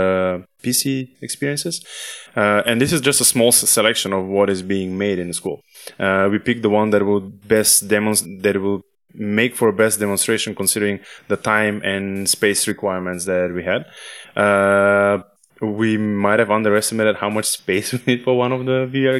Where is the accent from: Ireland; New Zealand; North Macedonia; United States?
North Macedonia; I come from Macedonia